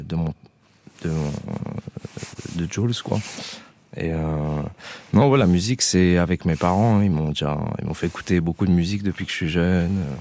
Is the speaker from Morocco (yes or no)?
no; Grasse, Provence-Alpes-Côte d'Azur, France; also born or lived in Paris; quand on a grandi à Grasse, justement, euh, on n'est pas loin de Marseille